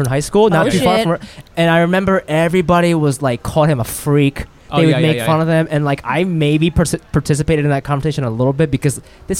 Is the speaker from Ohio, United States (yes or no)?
yes; Ohio, United States; I'm from Ohio